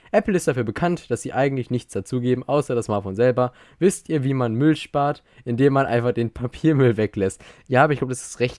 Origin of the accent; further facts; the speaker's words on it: Austria; Maurice, ich bin Österreicher